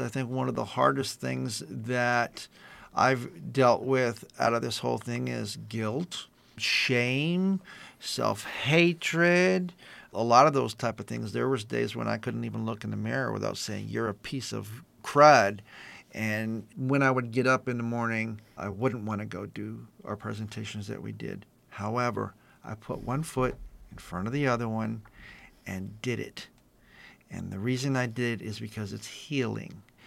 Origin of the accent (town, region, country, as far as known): East San Gabriel Valley, California, United States; born or raised there